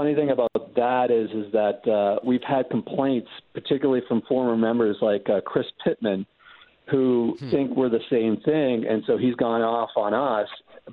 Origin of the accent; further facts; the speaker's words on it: Canada; I'm from Canada